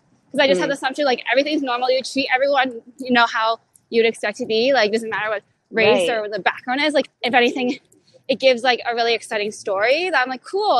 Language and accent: English; New York City, New York, United States; moved away as an adult; also born or lived in Canada; growing up in New York City